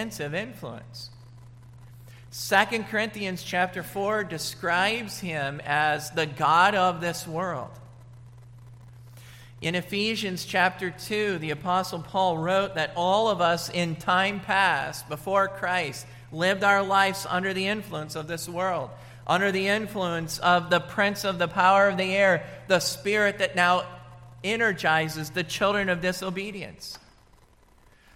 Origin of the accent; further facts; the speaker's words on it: United States; moved away; also born or lived in Washington / Colorado; I grew up in Washington, and then I grew up in Colorado